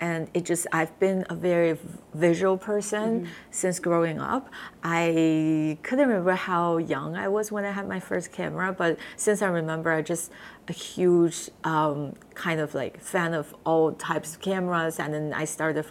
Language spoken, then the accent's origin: English; Shenyang, Liaoning, China; English is a second language; moved away as an adult; now in Halifax, Canada; I went to international high school, which is funded by my hometown's provincial government